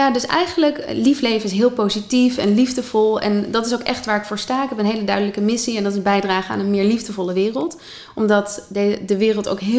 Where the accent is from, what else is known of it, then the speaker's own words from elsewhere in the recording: Haarlem, North Holland, Netherlands; born there; In Haarlem, centrum Haarlem, eh, de Kleine Houtstraat. Mijn geboortedorp.